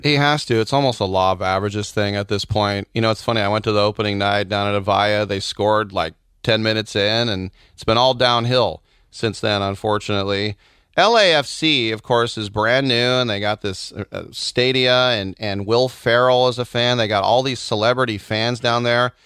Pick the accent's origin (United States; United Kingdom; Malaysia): United States; I'm German American